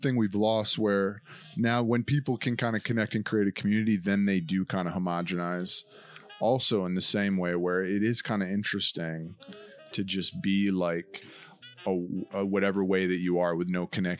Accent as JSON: {"language": "English", "region": "New York", "country": "United States", "said": "I'm from New York."}